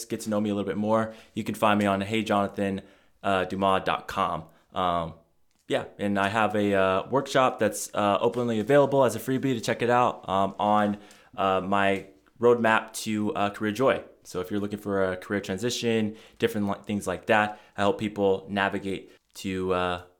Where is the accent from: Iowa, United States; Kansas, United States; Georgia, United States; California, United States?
California, United States; San Diego; I'm Dodgers from San Diego? Yeah, I'm San, San Diego.